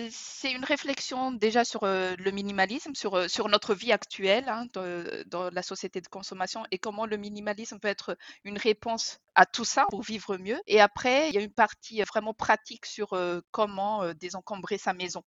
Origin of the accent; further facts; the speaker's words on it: Madagascar; moved away; j'ai grandi à Madagascar